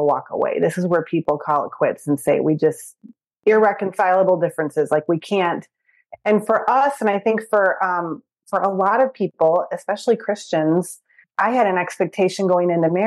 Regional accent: Michigan, United States; moved away as an adult; also born or lived in Chicago area; now in Chicago, United States; I'm from Michigan.

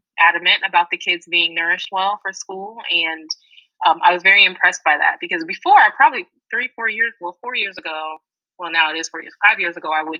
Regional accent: United States; I grew up here in America

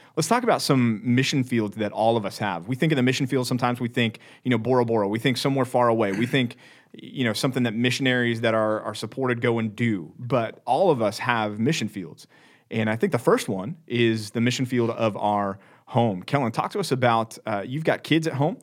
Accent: Dallas, Texas, United States; I'm from Dallas, Texas

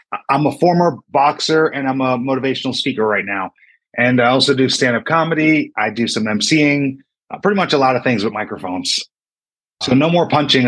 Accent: Uniondale, New York, United States; Long Island, New York. Grew up in a town called Uniondale

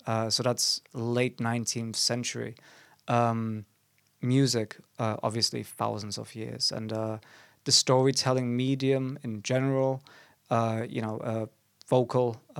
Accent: Germany; now in England, United Kingdom; we are both foreigners to this beautiful country, though. I am from Germany.

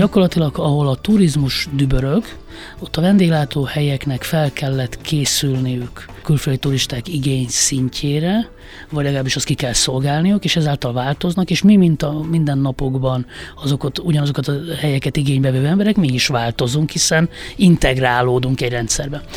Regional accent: Hungary; egy vidéki középosztály, egy családba születtem

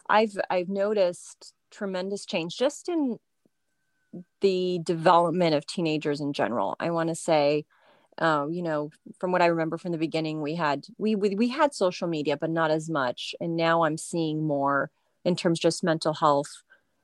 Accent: France; also born or lived in United Kingdom; In France, yes. I was born in the UK, and my parents were, in import export.

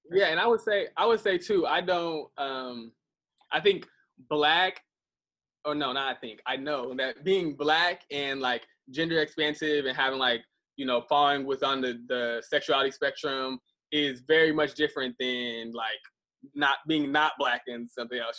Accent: Midwest, United States; moved away; also born or lived in Atlanta; growing up in the Midwest

